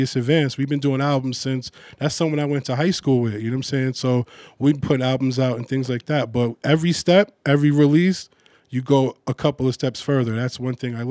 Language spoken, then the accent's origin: English; Huntington, New York, United States; moved away as an adult; also born or lived in Jamaica, Queens, New York / Brooklyn, New York; I was born in Long Island, Huntington